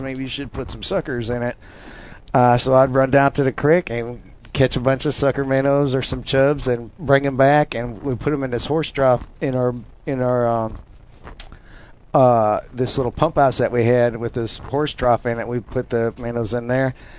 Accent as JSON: {"language": "English", "region": "North Dakota", "country": "United States", "tie": "born or raised there", "moved": "yes", "said": "I'm from Dump Truck County, North Dakota, way, way, way out in the country"}